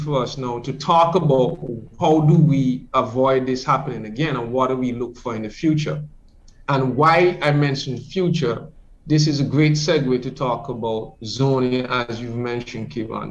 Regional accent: Grays Farm, Saint John, Antigua & Barbuda; I'm from Grace Farm community

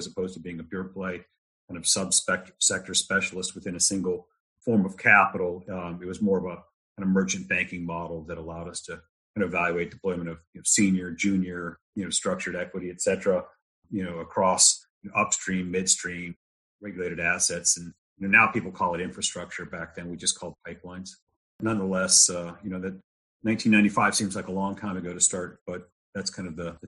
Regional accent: Texas, United States; But I spent my formative years in Texas. I'm married a Texan, so I'm one by proxy.

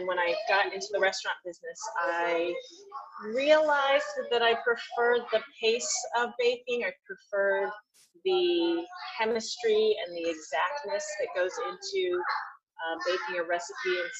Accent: Texas, United States; also born or lived in Tulsa, Oklahoma; now in Boston, United States; I grew up in Texas and in Tulsa. My parents are from Taiwan

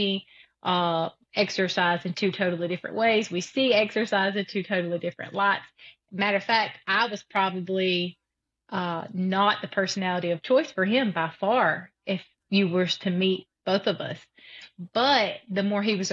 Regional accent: South Alabama, United States; I'm from South Alabama.

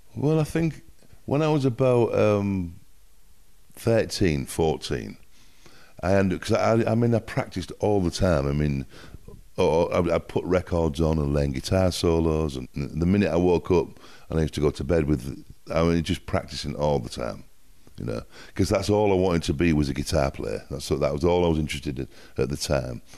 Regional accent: Hull, Yorkshire and the Humber, United Kingdom; accent: north of England; also born or lived in Miami / London; now in Malibu, United States; I'm from Hull in Yorkshire

